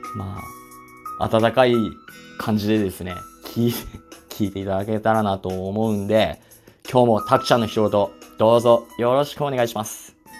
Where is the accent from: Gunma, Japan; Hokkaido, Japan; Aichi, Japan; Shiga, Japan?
Hokkaido, Japan; Asahikawa; 出身がですね、えっと、北海道の旭川市ですね。ずっとまあ旭川市に住んでるんですけども